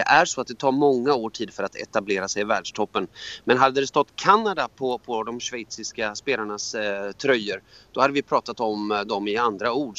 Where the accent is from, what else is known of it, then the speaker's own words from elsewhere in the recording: Hamina, Kymenlaakso, Finland; now in Sweden; Jag är född i Hamina i, Mar- eh, i Fredrikshamn